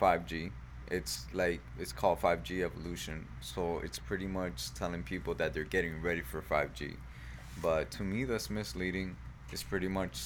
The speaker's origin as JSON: {"language": "English", "region": "South Florida", "country": "United States", "said": "we're from South Florida"}